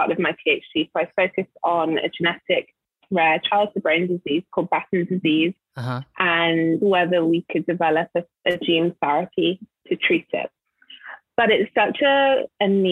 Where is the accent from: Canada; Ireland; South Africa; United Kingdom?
United Kingdom; London; moved away as an adult; also born or lived in Nigeria (ancestry); now in Los Angeles, United States; So I'm from London originally, and I grew up in London. My parents are Nigerian